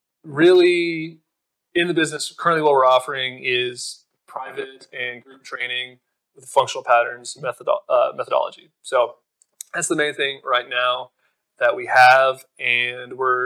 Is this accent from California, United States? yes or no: no; Fort Worth, Texas, United States; moved away as an adult; also born or lived in Austin, Texas; now in Asheville, United States; I'm in my hometown of Fort Worth, Texas